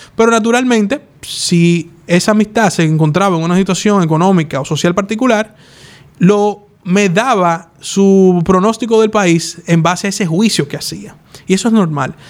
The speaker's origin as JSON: {"language": "Spanish", "country": "Dominican Republic", "said": "Así somos nosotros los dominicanos"}